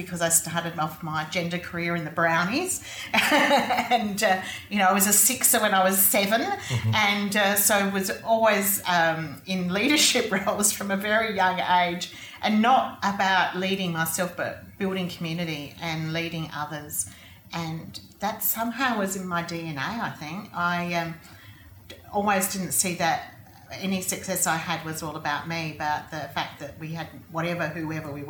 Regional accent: South Australia, Australia; also born or lived in Streaky Bay, South Australia / Papua New Guinea / United Kingdom; I grew up here mostly in South Australia, although I was born in Streaky Bay when my mum and dad were young teachers

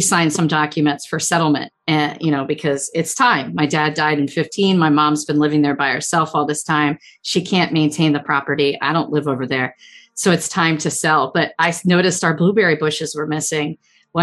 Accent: Chester County, Pennsylvania, United States; When I was a little kid, I grew up in Chester County. And I'm still in Chester County

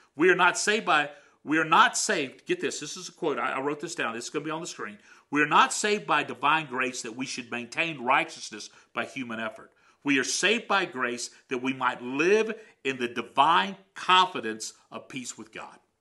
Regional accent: United States; also born or lived in Canada; as an American in Canada

